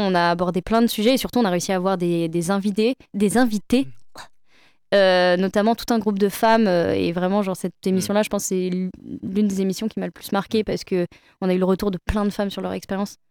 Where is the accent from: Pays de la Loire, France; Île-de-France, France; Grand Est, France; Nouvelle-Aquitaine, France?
Pays de la Loire, France; Le Mans; moved away as an adult; now in Paris, France; ça m'a permis vraiment de redécouvrir Le Mans. Euh, même si c'est ma ville natale